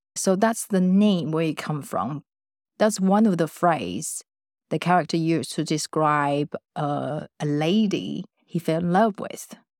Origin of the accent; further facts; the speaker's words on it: Taiwan; moved away as an adult; I grew up in Taiwan.